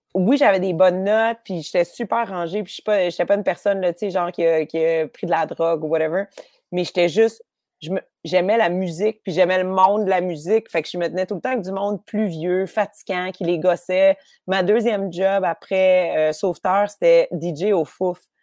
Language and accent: French; Montreal, Quebec, Canada; J'ai grandi à Rosemont.